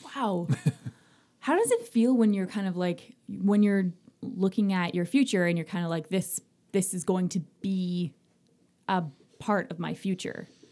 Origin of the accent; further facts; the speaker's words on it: Magnetawan, Ontario, Canada; I'm from Magnetawan